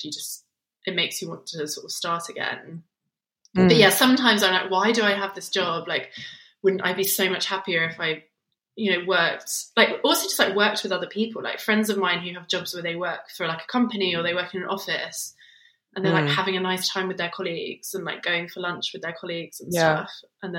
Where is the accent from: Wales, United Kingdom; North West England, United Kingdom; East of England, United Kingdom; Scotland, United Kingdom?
East of England, United Kingdom; between Luton and Bedford; now in London, United Kingdom; I was born in Luton, but I didn't actually grow up in Luton. I grew up in, I grew up in two little small sort of town villages between Luton and Bedford